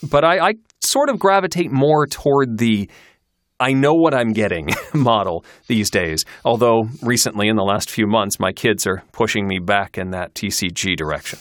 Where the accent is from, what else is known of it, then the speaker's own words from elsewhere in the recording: Kalamazoo, Michigan, United States; moved away as an adult; also born or lived in Syracuse, New York; I grew up in Kalamazoo, Michigan